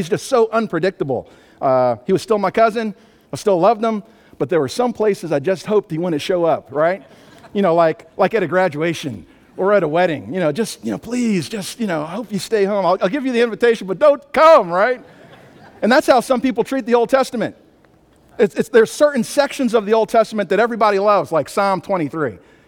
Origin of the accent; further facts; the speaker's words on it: Albany, New York, United States; also born or lived in Maryland / California / Arkansas; I grew up in upstate New York, Albany, New York, lived in Maryland, California, Arkansas, so don't try to figure out where the accent comes from, but the speed never left.